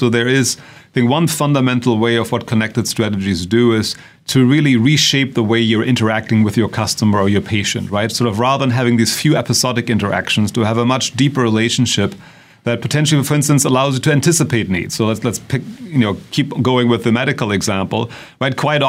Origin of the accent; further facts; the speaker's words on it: Germany; accent: German; English is a second language; moved away as an adult; now in United States; as you will probably tell from our accents, we are both originally from Germany as well. But we've been in this country for a long time